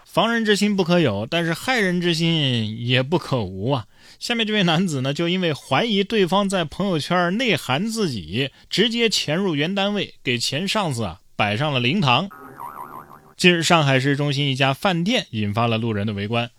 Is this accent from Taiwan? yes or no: no; China; 我一个中国人